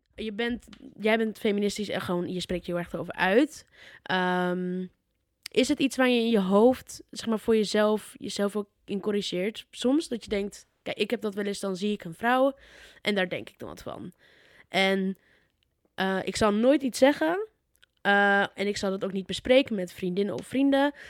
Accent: Putten, Gelderland, Netherlands; moved away; bij ons in Putten

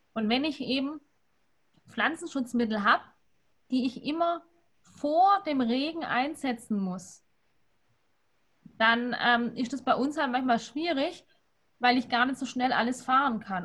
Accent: Swabia, Baden-Württemberg, Germany; lege ich als Schwabe

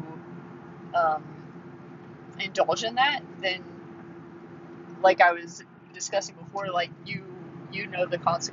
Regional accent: Midwest, United States; we're from the Midwest

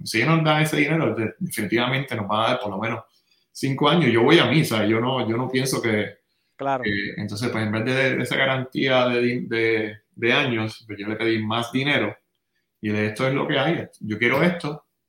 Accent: San Juan, Puerto Rico; also born or lived in Santurce; nací en San Juan, nací en Santurce, pero me crié en Río Piedras.

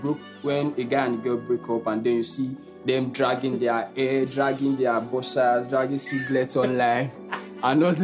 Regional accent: Nigeria; accent: Nigerian English; English is a second language; English language is not my first language. I'm in Nigeria and I speak Nigerian a, English

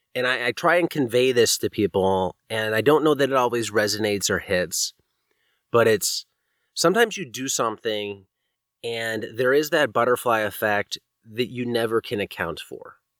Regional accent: East Coast, United States; moved away as an adult; also born or lived in Virginia; now in California, United States; growing up on the East Coast, you know, this is the nineties and eighties when I grew up

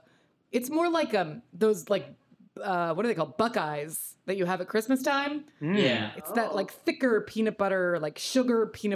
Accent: Arkansas, United States; I am from Arkansas.

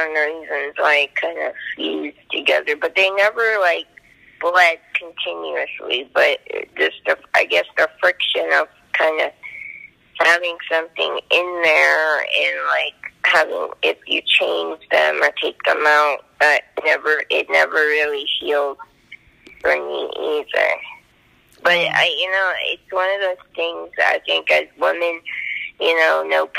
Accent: Toronto, Ontario, Canada; I was from Toronto

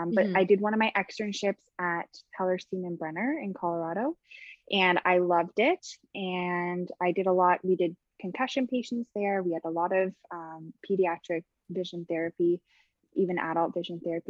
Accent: just outside of Toronto, Ontario, Canada; I'm from just outside of Toronto. I grew up in Canada

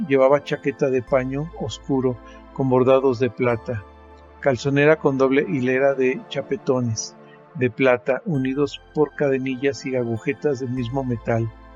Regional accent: Mexico; soy mexicano, tengo 54 años y vivo en la ciudad de Toluca, México

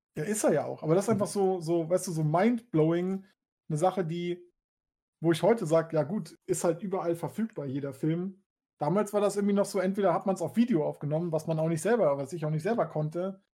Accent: Hamburg, Germany; also born or lived in Switzerland; ich bin in Hamburg geboren, habe irgendwann zwischendurch äh, kurz ein halbes, dreiviertel Jahr in der Schweiz gewohnt und dann wieder nach Hamburg. Aber außer diese kleine Pause durchgehend in Hamburg

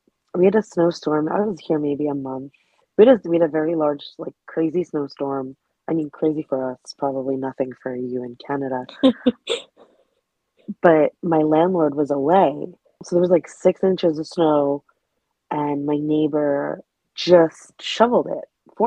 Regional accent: New York City, New York, United States; I grew up in New York City

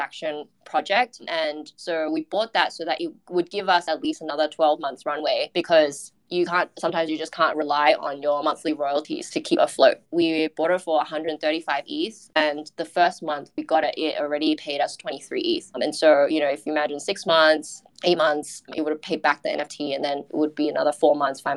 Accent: Australia; now in Singapore; I'm an Australian working in Singapore

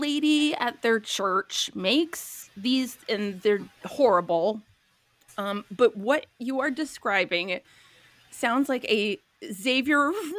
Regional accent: Minneapolis, Minnesota, United States; I'm from Minneapolis.

